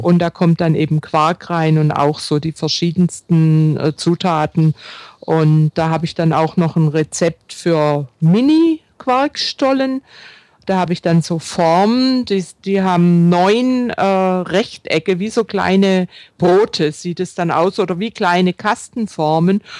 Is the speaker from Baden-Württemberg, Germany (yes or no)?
yes; Baden-Württemberg, Germany; bei uns im Schwäbischen oder auch im Badischen, wo ich herstamme